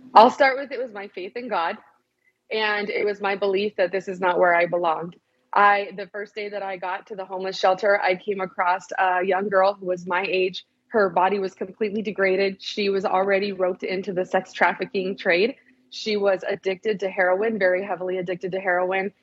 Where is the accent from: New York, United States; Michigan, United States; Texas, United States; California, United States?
California, United States; San Bernardino; I'm originally from Southern California. Okay. San Bernardino is the town that I'm from